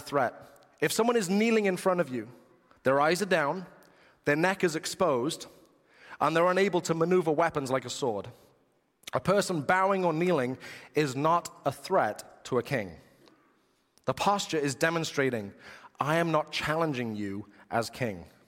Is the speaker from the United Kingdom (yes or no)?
yes; England, United Kingdom; being English